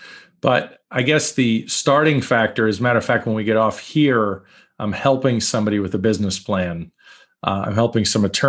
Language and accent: English; New York, United States; also born or lived in Brooklyn; So I grew up in New York, born in Brooklyn, New York. Lost the accent a little bit. I think I hide it on purpose. Born in Brooklyn, grew up in Long Island.